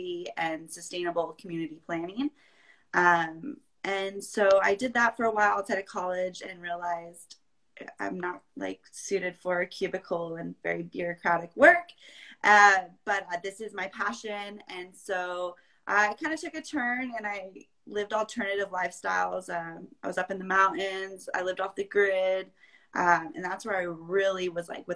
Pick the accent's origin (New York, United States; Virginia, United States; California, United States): California, United States; Vista; also born or lived in Chico; I'm originally from North County, San Diego. I grew up there in Vista